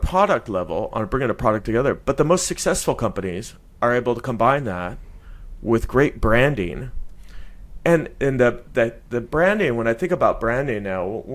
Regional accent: Silicon Valley, California, United States; moved away; I'm originally from California, from the Silicon Valley

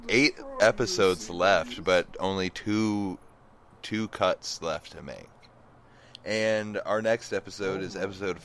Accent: New Orleans, Louisiana, United States; Because I'm from the Deep South. I'm from New Orleans, and this episode felt really, really right.

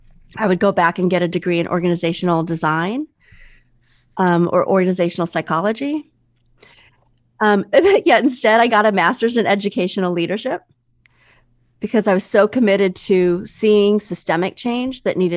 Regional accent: Midwest, United States; also born or lived in overseas; I'm Chinese American. I was mm-hmm. born overseas and I was raised in the Midwest

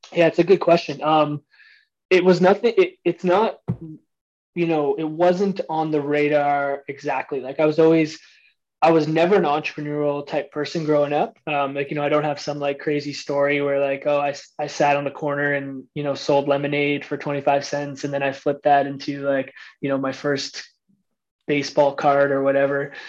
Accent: Harrow, Ontario, Canada; I'm from the Windsor I'm from the Windsor, Ontario area, a small town outside of Windsor called Harrow

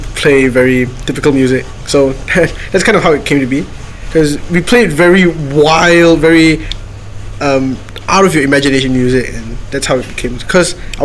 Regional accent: Sabah, Malaysia; I'm from Sabah.

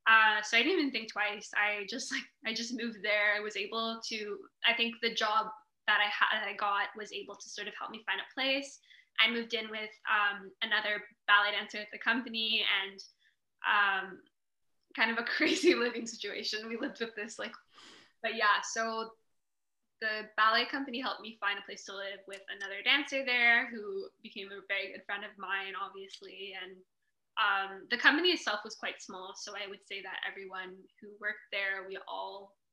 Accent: Canada; born there; I was born in Canada.

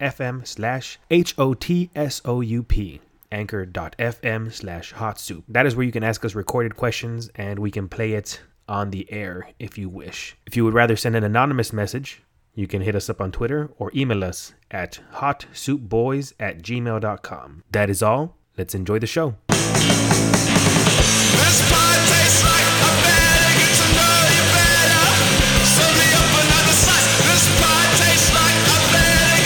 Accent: California, United States; now in Erfurt, Germany; We are from California. Currently, I live in Erfurt, Germany

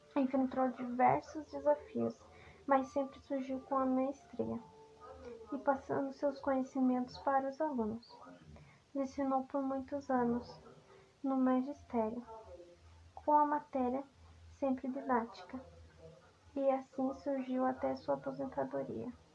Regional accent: Antonina, Paraná, Brazil; Nós somos de Antonina Paraná

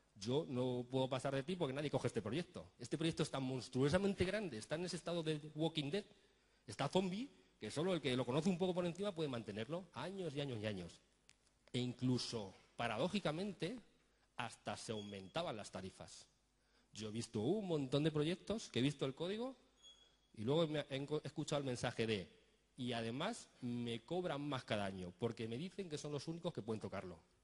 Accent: Spain; Nosotros ponemos fútbol que somos españoles

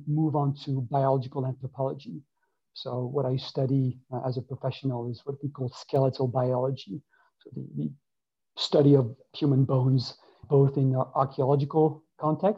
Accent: France; also born or lived in Columbia, Maryland, United States / New York, United States; I was born in the US, in Columbia, Maryland, but I was raised in France

